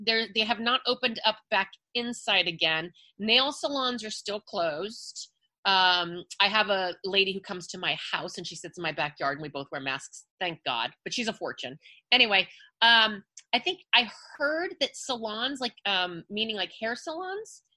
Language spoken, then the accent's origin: English; Los Angeles, California, United States; also born or lived in Hollywood; I am born and raised in the San Fernando Valley. I'm a Valley girl